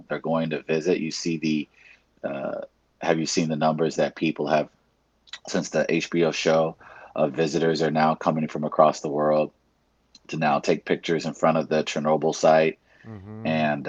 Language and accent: English; New York, United States; even as a New Yorker